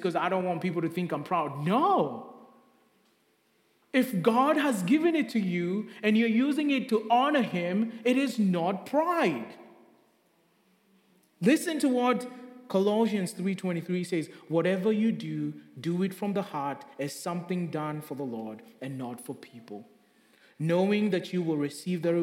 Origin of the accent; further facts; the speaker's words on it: Kenya; moved away; Growing up in Kenya